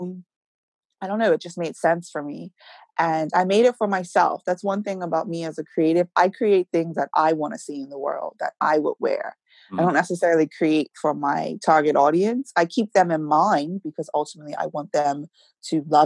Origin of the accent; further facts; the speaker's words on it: Warwick Parish, Bermuda; I grew up in Warwick. I'm a countryside girl